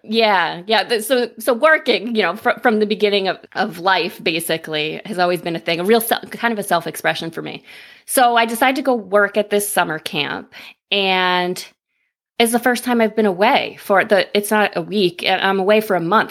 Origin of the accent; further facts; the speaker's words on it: upstate New York, United States; I am from upstate New York, about ninety minutes north